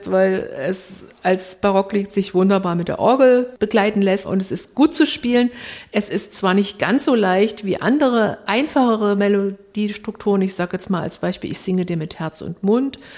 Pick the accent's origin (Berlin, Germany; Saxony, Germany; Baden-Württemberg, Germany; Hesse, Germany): Saxony, Germany; accent: Saxon; da haben wir wieder unseren sächsischen Dialekt. Das kriegen wir nicht raus.